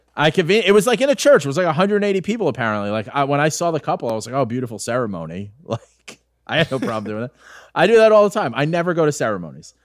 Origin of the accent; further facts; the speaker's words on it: New York, United States; I'm an Irish guy from New York